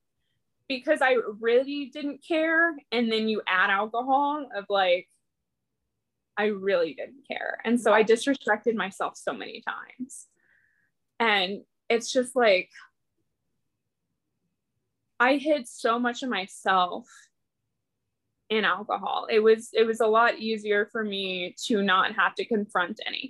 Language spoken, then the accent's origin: English; small town outside of St. Louis, Missouri, United States; I'm from an itty bitty small town outside of St. Louis